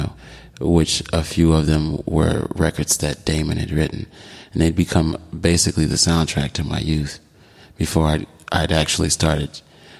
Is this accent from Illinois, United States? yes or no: yes; Chicago, Illinois, United States; Chicago, my hometown